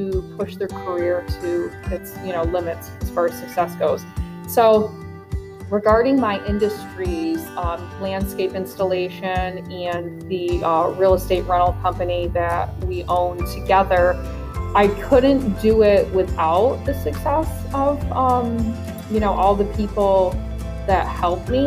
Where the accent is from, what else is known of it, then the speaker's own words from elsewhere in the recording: Glens Falls, New York, United States; now in Queensbury, United States; I grew up in Glens Falls, who was notoriously a Democratic city